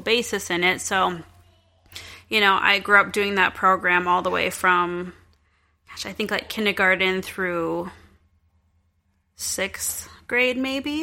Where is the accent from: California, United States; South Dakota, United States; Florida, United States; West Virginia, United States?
South Dakota, United States; Central; I grew up in Central South Dakota.